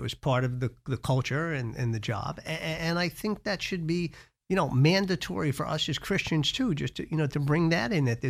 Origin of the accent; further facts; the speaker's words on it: New York, United States; We were raised in Westchester, but I worked on Madison Avenue for a large ad agency.